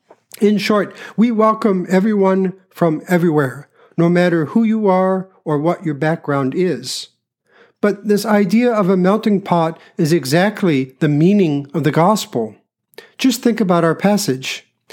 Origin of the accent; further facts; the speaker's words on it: United States; I'm a ninth generation American. My history here goes back to about 1690.